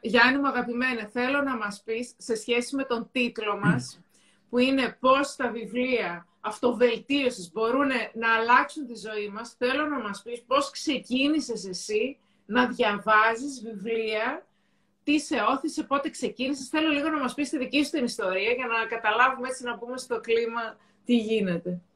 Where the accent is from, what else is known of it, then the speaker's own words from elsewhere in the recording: Thessaloniki, Central Macedonia, Greece; εγώ είμαι από τη Θεσσαλονίκη